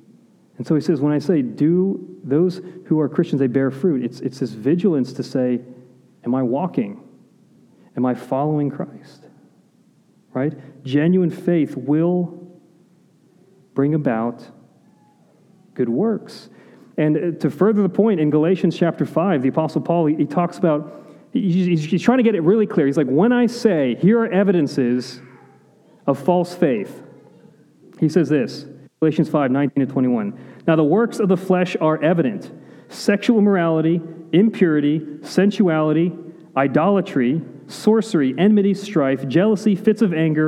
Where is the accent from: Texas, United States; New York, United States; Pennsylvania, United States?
Pennsylvania, United States; Pittsburgh; now in Florida, United States; I'm from Pittsburgh.